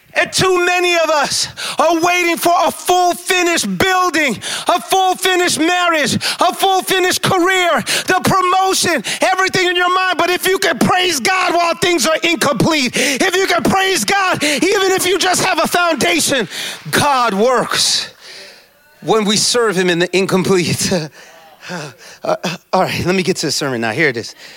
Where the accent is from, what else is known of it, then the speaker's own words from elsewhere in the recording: New York City, New York, United States; moved away as an adult; also born or lived in Jamaica (ancestry) / Indianapolis / St. Louis; now in New York, United States; I was born and raised in the Bronx